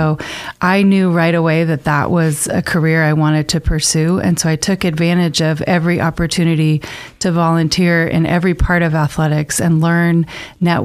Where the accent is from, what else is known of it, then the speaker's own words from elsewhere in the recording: Boise, Idaho, United States; also born or lived in Northern Arizona; I grew up here in Boise, and I went to Centennial High School